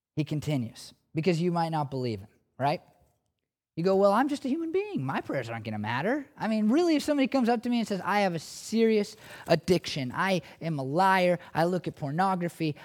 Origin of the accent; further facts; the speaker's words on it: United States; I'm an American